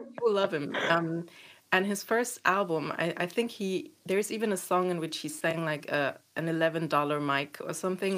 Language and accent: English; eastern Germany, Germany; I grew up in Eastern Germany